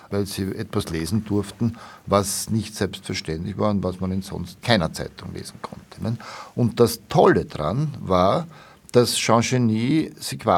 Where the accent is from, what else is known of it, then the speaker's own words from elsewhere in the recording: Vienna, Austria; und habe ihm, wie man das als Wiener so sagt, halt, nicht?